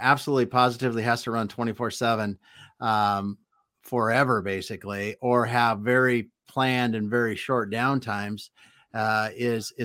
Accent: Midwest, United States; also born or lived in Wyoming / Montana; in the Midwest where I grew up

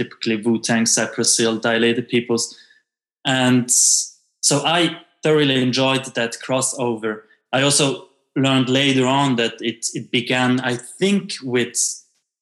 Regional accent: Switzerland; me as an half Italian, half French kid growing up in Switzerland

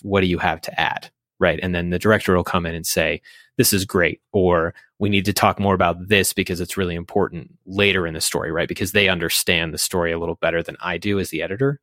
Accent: Fort Collins, Colorado, United States; now in Thornton, United States; I grew up in Fort Collins, actually, near the studio

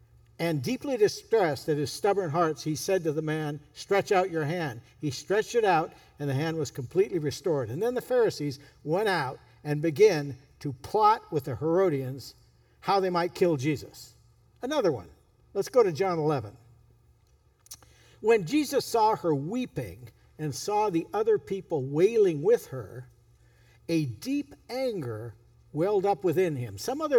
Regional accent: California, United States; You know, I grew up in Northern California.

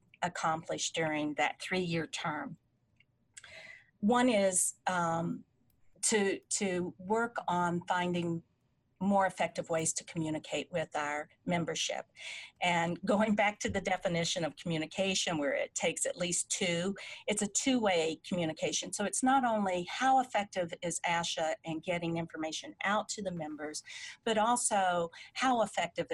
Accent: Beckley, West Virginia, United States; moved away as an adult; also born or lived in Indiana / Oklahoma; my hometown in Beckley, West Virginia, to a local hospital where actually I was born

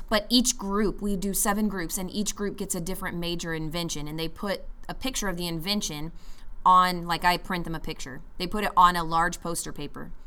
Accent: United States; as an American

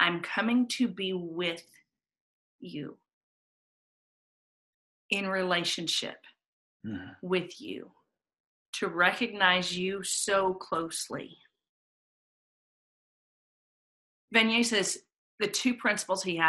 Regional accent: Atlanta, Georgia, United States; I grew up here in Atlanta in a very civil rights oriented city

